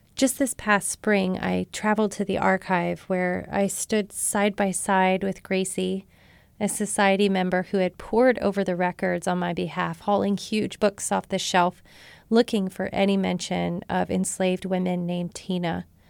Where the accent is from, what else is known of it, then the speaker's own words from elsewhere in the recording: Marshall, Texas, United States; my rural southern community in my hometown of Marshall, Texas